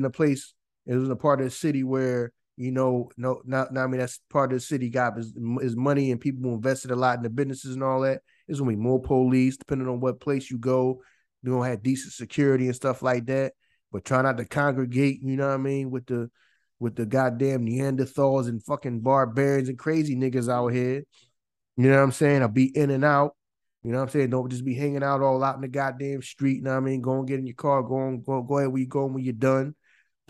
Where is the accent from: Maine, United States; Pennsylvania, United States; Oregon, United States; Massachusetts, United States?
Pennsylvania, United States; Philadelphia; I'm born and raised in Philly